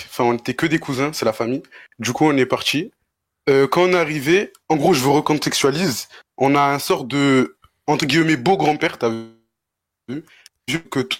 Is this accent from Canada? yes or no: no; Mostaganem, Mostaganem Province, Algeria; algérien de Mostaganem, plus précisément.